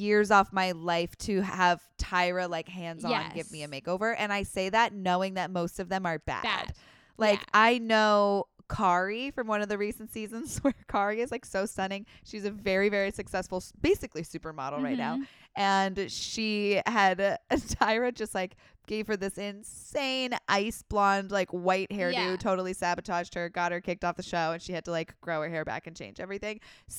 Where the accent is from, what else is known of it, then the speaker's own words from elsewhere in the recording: New Hampshire, United States; You did, Gallant, because I remember I grew up on Gallant Drive in New